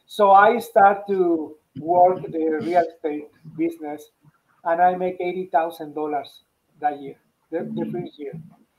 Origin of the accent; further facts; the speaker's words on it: Mexico; English is a second language; moved away as an adult; now in United States; So that was when I came from Mexico. I worked there for 13 years, and then I worked here for 7 more years.